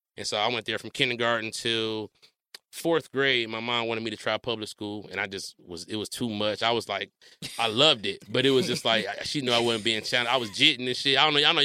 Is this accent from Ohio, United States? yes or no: no; Detroit, Michigan, United States; I'm from Detroit. I'm from Detroit, yeah.